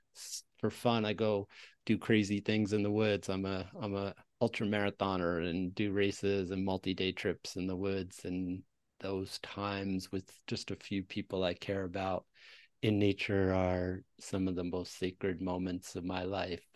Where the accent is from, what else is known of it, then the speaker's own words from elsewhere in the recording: Westchester County, New York, United States; now in New Mexico, United States; I grew up in Westchester County, one of the per capita school districts, the public school districts in Westchester, New York